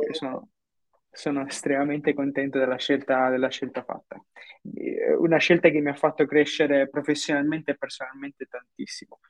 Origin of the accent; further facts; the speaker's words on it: Brindisi, Apulia, Italy; moved away as an adult; also born or lived in Milan / Dublin; now in Singapore; io sono nato a Brindisi, in Puglia, nel sud Italia, eh, dove ho vissuto per circa 22-24 anni